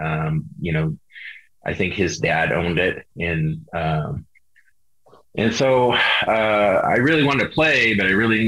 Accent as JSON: {"language": "English", "town": "Skwentna", "region": "Alaska", "country": "United States", "tie": "born or raised there", "said": "growing up in Alaska is really key to that because I grew up in the middle of nowhere."}